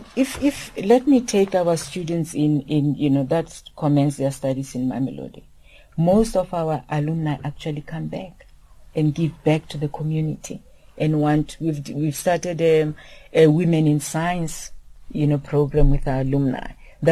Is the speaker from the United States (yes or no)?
no; Lesotho; I grew up in exile in Lesotho, and I was fortunate to attend a school that was started by a woman.